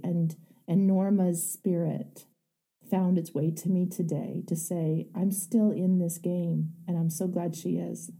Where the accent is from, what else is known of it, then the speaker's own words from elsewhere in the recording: Canada; I I'm Canadian